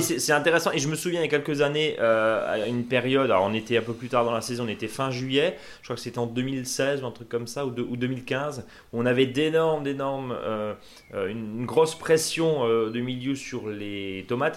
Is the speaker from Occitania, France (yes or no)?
no; Alsace, Grand Est, France; ici chez nous en Alsace